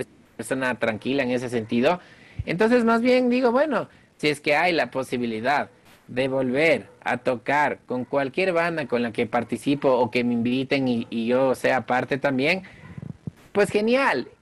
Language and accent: Spanish; Quito, Pichincha, Ecuador; soy el único quiteño dentro de esta producción lojana